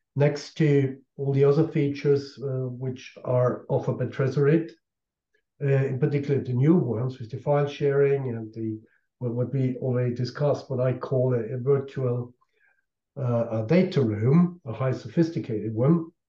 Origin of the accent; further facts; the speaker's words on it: Austria; in my home country in Austria